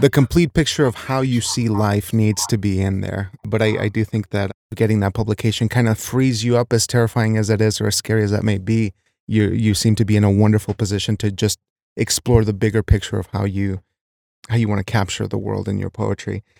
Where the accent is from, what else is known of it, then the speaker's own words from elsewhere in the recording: Wyoming, United States; I was raised in a small Wyoming town